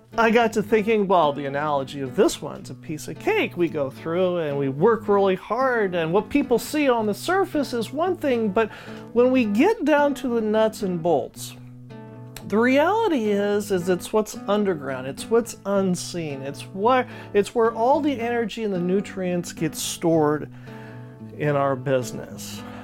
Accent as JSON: {"language": "English", "town": "Ridgecrest", "region": "California", "country": "United States", "tie": "born or raised there", "moved": "yes", "lives_now": "San Joaquin Valley, United States", "said": "I grew up in Ridgecrest, California"}